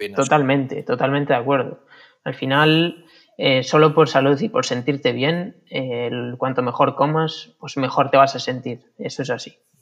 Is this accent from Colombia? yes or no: no; Vilariño, Galicia, Spain; volví al Vilariño, que es donde me crié